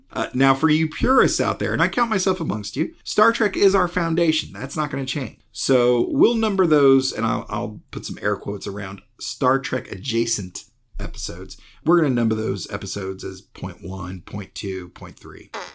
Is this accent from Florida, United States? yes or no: no; Greenville, South Carolina, United States; I'm from Greenville, South Carolina